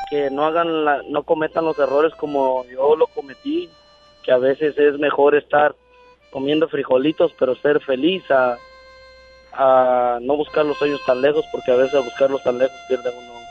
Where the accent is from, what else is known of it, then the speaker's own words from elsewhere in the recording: Mexico; moved away; Pero yo me vine de México